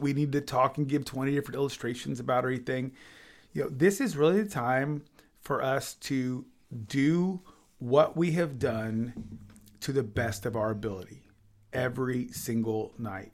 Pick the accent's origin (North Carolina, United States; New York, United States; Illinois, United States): Illinois, United States; also born or lived in Kansas City, Missouri; I was born in Illinois